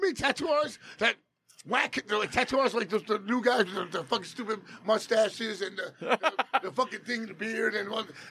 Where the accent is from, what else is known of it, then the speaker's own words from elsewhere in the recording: Jackson Heights, New York, United States; I went to Junior High School 10, and I was like, I'm from Jackson Heights